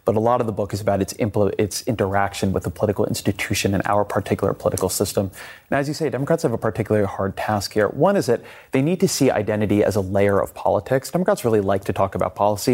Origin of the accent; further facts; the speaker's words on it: outside of Los Angeles, California, United States; I grew up outside of Los Angeles